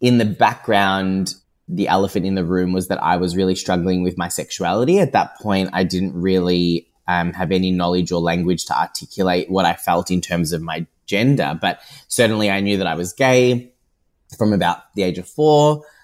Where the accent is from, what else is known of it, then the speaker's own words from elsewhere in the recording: Geelong, Victoria, Australia; moved away as an adult; also born or lived in Paris; I am born and bred in Geelong